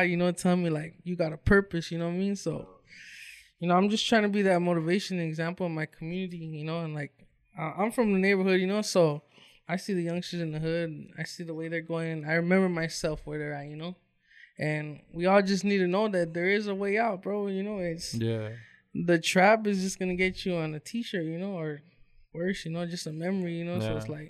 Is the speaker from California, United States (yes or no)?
yes; Westminster, California, United States; I'm from Westminster, California, man. Okay, Orange County representing